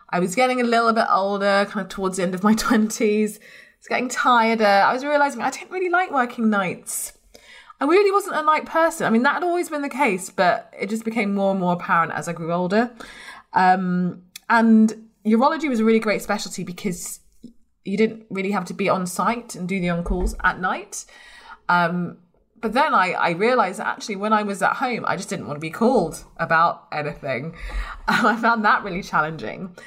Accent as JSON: {"language": "English", "region": "London", "country": "United Kingdom", "also_born_or_lived": "Blackburn", "said": "I'm from London"}